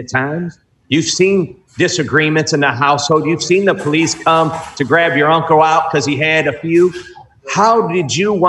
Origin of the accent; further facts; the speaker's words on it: Detroit, Michigan, United States; I'm a kid born and raised in Southwest Detroit. Went to Holy Redeemer right down the street. Detroiter my whole life.